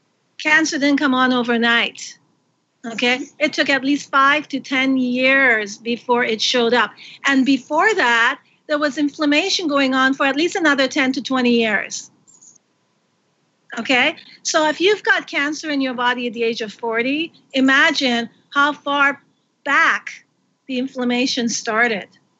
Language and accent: English; Canada; I'm Canadian